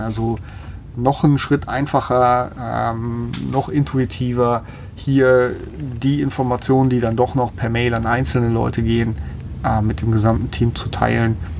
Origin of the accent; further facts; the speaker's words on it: Germany; bei uns in Deutschland